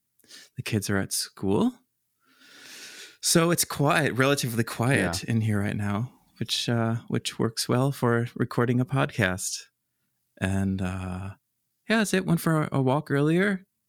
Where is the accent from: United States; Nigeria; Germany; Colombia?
United States; Minneapolis, Minnesota; moved away as an adult; also born or lived in Central Illinois; now in Brooklyn, United States; I was born in Central Illinois and then moved to the burbs of Minneapolis when I was 10. So that's kind of, and then went to high school, lived there through high school, and then couple years after that as well.